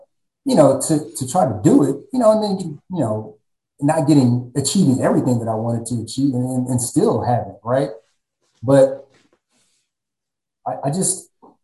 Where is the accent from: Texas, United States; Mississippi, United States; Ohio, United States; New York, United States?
Texas, United States; born or raised there; also born or lived in San Diego, California